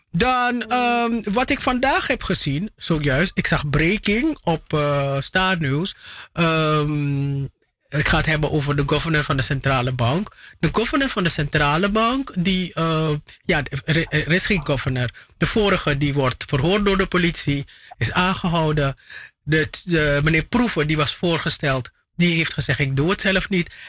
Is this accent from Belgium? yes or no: no; Paramaribo District, Suriname; Oh nee, ik, ik logeerde daar alleen. Ik, ik ben van Zorg en Hoop